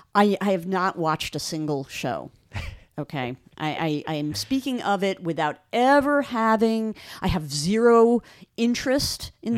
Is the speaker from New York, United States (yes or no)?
yes; Long Island, New York, United States; moved away; I grew up on Long Island